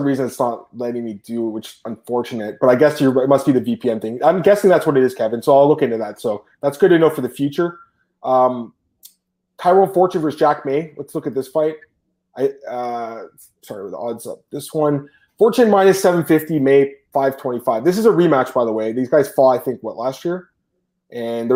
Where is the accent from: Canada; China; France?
Canada; I'm Canadian